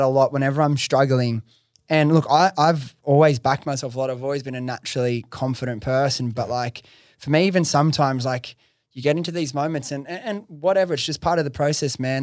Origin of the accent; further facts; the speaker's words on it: Liverpool, New South Wales, Australia; accent: Western Sydney; I grew up in Preston's. I'm from, like, pretty much, grew up in Liver, Liverpool area